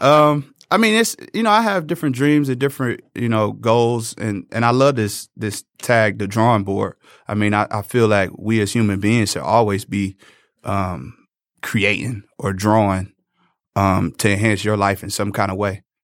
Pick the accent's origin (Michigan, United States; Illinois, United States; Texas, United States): Michigan, United States; Detroit; I came from Northwestern High School.